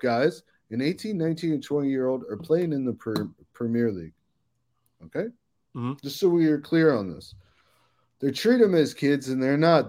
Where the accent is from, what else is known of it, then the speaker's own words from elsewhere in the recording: Silver Spring, Maryland, United States; I grew up in Silver Spring, Maryland.